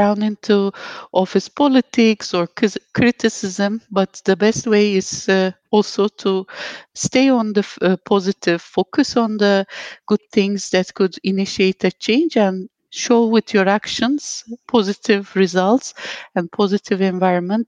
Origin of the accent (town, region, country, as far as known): Turkey; moved away as an adult; now in Dubai, United Arab Emirates